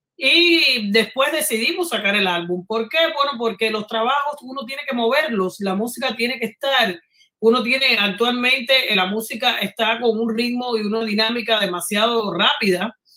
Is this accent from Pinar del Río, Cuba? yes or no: no; Havana, Cuba; moved away; venimos de barrios colindantes, de La Habana